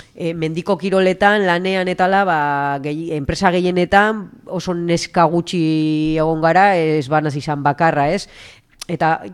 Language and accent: Basque; Usansolo, Basque Country, Spain; moved away; txikitan hasi nintzen ja usan solon ba horre futbito mutilekin